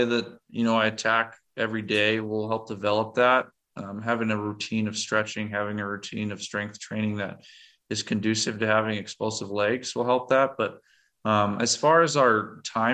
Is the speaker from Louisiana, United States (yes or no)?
no; Montana, United States; moved away as an adult; now in Nebraska, United States; I grew up in Montana